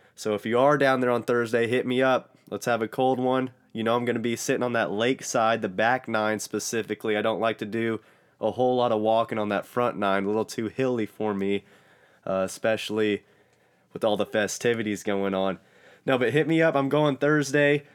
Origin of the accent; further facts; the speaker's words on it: Austin, Texas, United States; my hometown, Austin, Texas